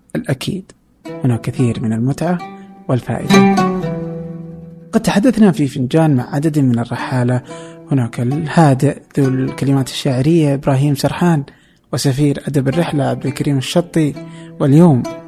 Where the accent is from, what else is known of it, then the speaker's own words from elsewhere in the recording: Saudi Arabia; عندنا في السعوديه